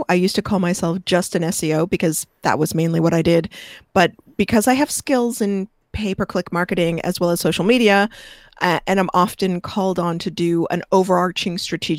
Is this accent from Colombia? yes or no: no; Canada; I don't know inches. I'm Canadian.